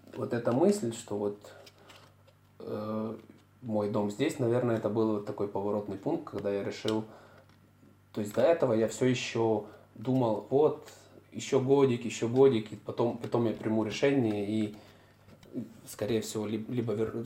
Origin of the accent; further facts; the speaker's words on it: Kyiv, Ukraine; moved away as an adult; also born or lived in Münster, Germany; now in Munich, Germany; если я бы вернулся в Киев